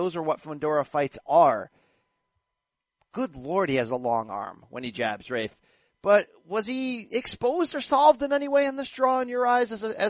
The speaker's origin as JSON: {"language": "English", "region": "East Coast", "country": "United States", "tie": "born or raised there", "said": "I was born on the East Coast"}